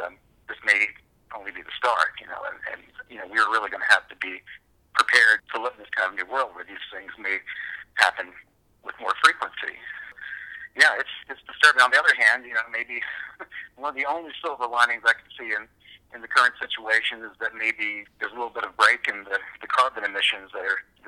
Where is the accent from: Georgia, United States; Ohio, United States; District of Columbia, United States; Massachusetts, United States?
Georgia, United States; Savannah; as a child growing up in Savannah